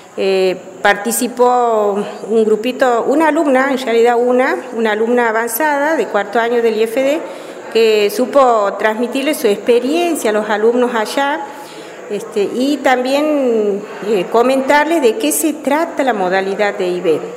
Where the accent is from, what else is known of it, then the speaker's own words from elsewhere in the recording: Bandera Bajada, Santiago del Estero, Argentina; soy oriunda del lugar, nací en Bandera Bajada y crecí en Bandera Bajada